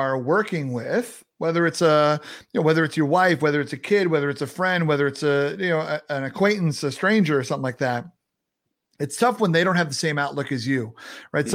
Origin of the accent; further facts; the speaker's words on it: New York, United States; I'm a New Yorker